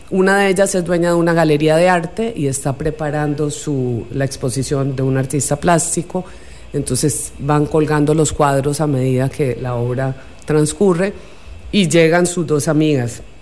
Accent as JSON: {"language": "Spanish", "country": "Costa Rica", "tie": "born or raised there", "also_born_or_lived": "Buenos Aires, Argentina / Colombia"}